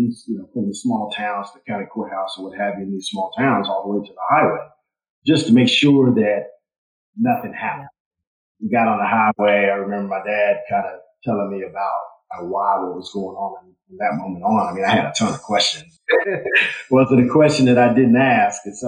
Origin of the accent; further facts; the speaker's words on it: Louisville, Kentucky, United States; moved away as an adult; now in Nashville, United States; Born and raised in Louisville, Kentucky, and got to Nashville because I went to Vanderbilt